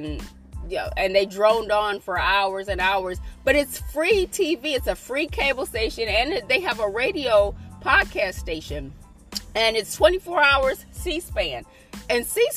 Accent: United States; us as American people

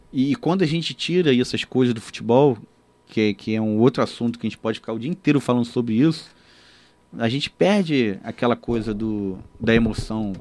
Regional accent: Rio de Janeiro, Brazil; eu nascido e criado ali em Copacabana

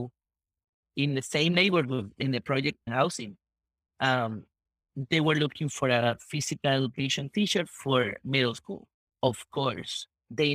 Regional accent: Puerto Rico; moved away as an adult; also born or lived in Miami; now in Laredo, United States; it was awesome growing up in Puerto Rico.

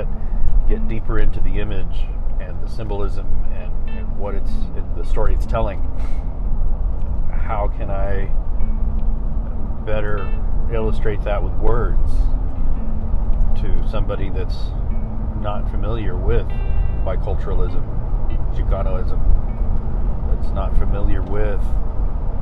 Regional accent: San Antonio, Texas, United States; my hometown, when I say San Antonio

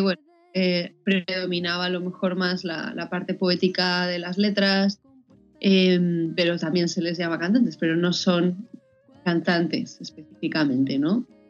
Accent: Madrid, Community of Madrid, Spain; moved away as an adult; also born or lived in Boston; now in Valencia, Spain; yo soy de Madrid, pero ya llevo cinco años eh, viviendo fuera

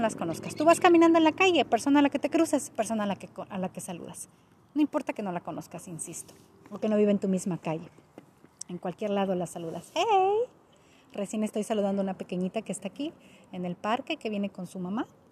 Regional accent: Mexico; moved away as an adult; now in Canada; yo soy de México

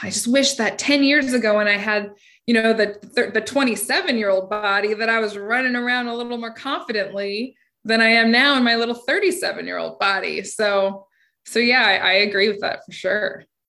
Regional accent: United States; growing up in Washington

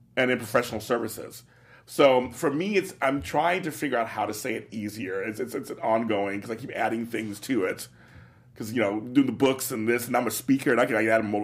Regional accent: Los Angeles, California, United States; also born or lived in New York / Midwest; growing up in Los Angeles, part-time in New York, Midwest

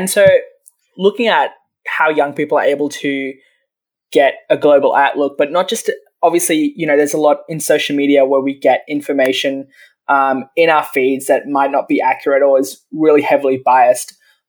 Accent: Abu Dhabi, United Arab Emirates; Because I grew up in Abu Dhabi, so I was learning Arabic as well naturally at the schools.

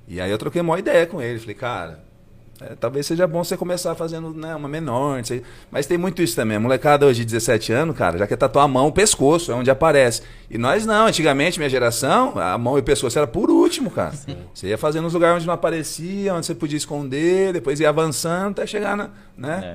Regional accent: Assis, São Paulo, Brazil; moved away as an adult; also born or lived in Bauru; now in São José do Rio Preto, Brazil; eu sou de Assis, né? Morei lá até os 18 e fui estudar em Bauru, né?

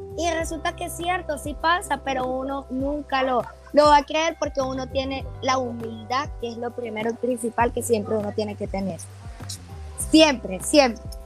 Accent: Caracas, Capital District, Venezuela; moved away as an adult; also born or lived in Guatemala City, Guatemala; now in Guatemala; Yo soy de Caracas

